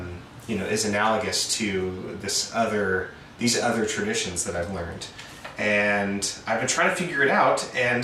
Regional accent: Oregon, United States; moved away as an adult; also born or lived in Philadelphia, Pennsylvania; I'm from Oregon

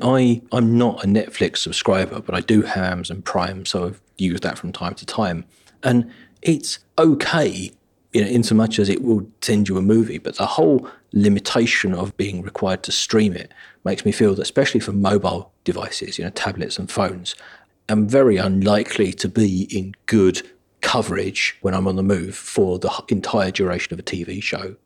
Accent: United Kingdom; being a British person

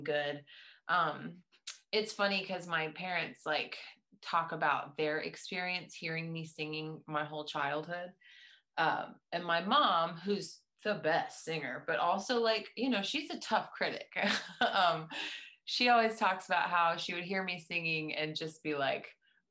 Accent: East Tennessee, United States; I am from East Tennessee, so the Southern rootsy thing is something that I couldn't hide if I wanted to.

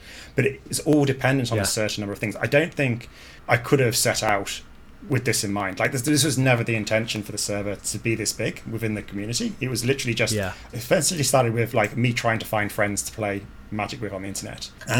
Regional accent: Brazil; English is a second language; moved away as an adult; now in Ireland; look, I'm from Brazil. I've come over to play and I enjoy playing, you know, competitive.

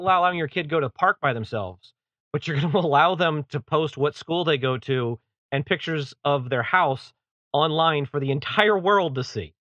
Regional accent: East Coast, United States; Where I grew up on the East Coast

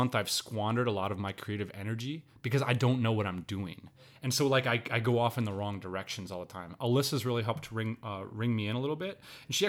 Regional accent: Pennsylvania, United States; I grew up in Central Pennsylvania, man.

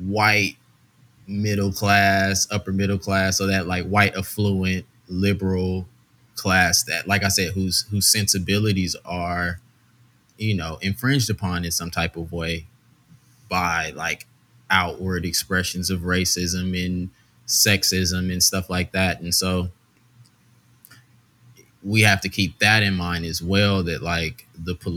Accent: Los Angeles, California, United States; also born or lived in Arkansas; born and raised in L.A., you know, growing up in South Central

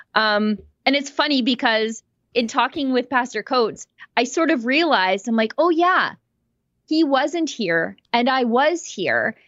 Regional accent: Canada; I'm Canadian

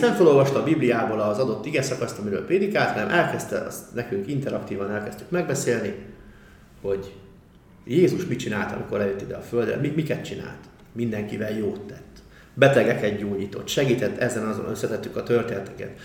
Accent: Budapest, Hungary; also born or lived in Budafok / Tiszakeszi; Csepelen laktunk ugye jó részét a gyerekkoromban

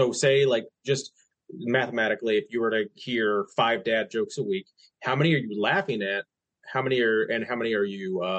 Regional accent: West Virginia, United States; born or raised there; moved away

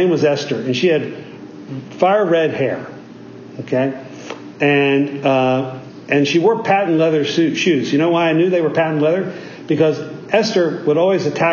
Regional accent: South Central Pennsylvania, United States; also born or lived in West Virginia; I was born in West Virginia, but grew up in South Central Pennsylvania.

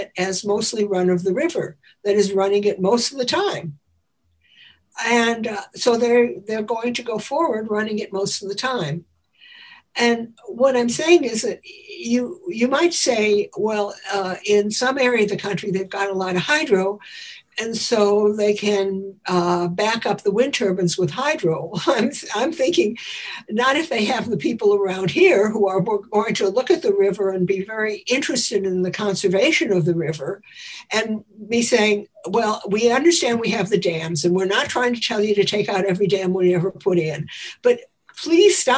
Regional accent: Chicago, Illinois, United States; When I grew up in Chicago, the air was almost unbreathable from all the coal smoke

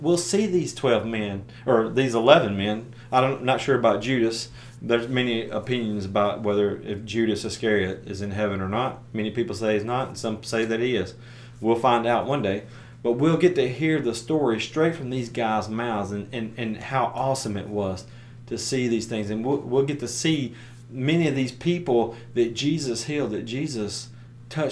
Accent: United States; my American way of thinking in 2021

